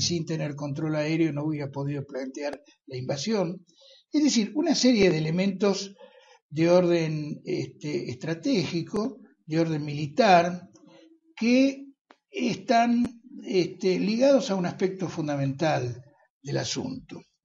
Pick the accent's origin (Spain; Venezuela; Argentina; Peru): Argentina; los argentinos no somos belicistas